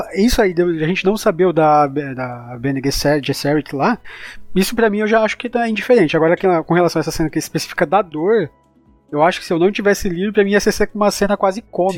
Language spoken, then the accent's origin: Portuguese; Brazil; como bom brasileiro